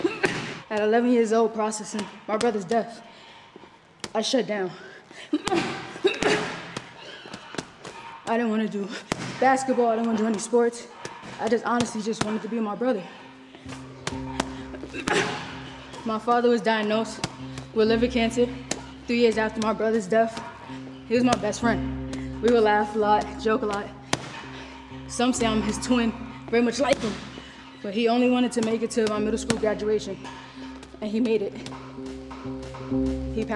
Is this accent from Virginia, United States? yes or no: no; New York City, New York, United States; now in Los Angeles, United States; I grew up in the Bronx